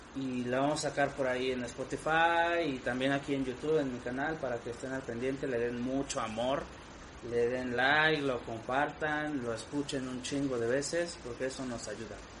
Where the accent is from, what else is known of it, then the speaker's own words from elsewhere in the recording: Mexico; orgullo como mexicano